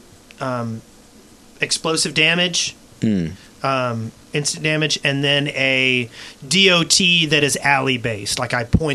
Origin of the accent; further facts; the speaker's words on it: American and Southern, Southern United States, United States; we're American and Southern